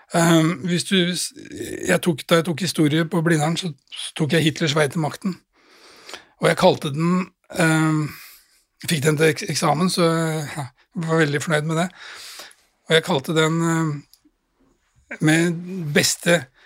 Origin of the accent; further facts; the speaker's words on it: Drammen, Buskerud, Norway; jeg var jo 13 år gammel og satt hjemme i Drammen